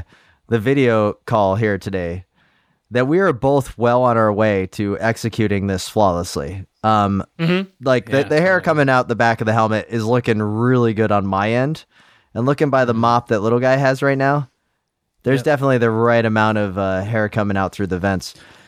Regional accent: Ohio, United States; was born to a dad who still called department and grocery stores by their predecessors' names where I grew up in Ohio.

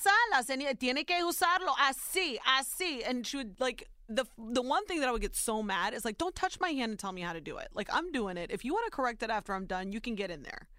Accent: Warren, Ohio, United States; born or raised there; also born or lived in Youngstown, Ohio

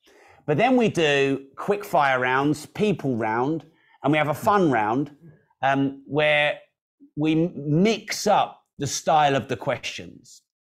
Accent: United Kingdom; now in United States; I am British, and there aren't many of us Brits taking over America.

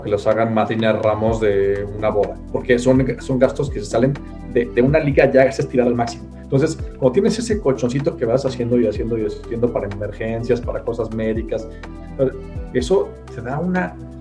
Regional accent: Mexico; Y lo que no hacemos en México es no ahorrar nada todos vivimos por encima de nuestros ingresos

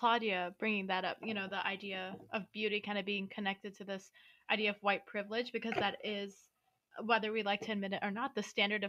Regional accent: India; I mean, as an Indian, I have pretty light skin compared to other Indians

